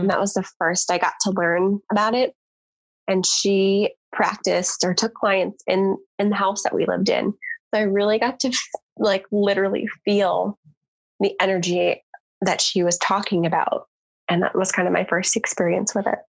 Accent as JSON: {"language": "English", "region": "Connecticut", "country": "United States", "tie": "born or raised there", "also_born_or_lived": "Baltimore, Maryland", "moved": "as an adult", "lives_now": "Southern California, United States", "said": "I grew up in Connecticut"}